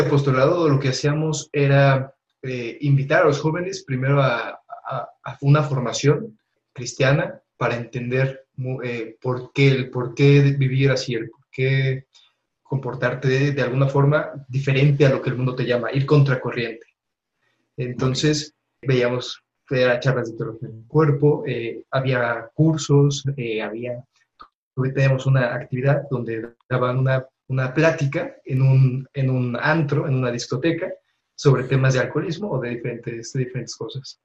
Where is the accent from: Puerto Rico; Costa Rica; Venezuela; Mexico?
Mexico; moved away as an adult; now in Madrid, Spain; Yo soy de México también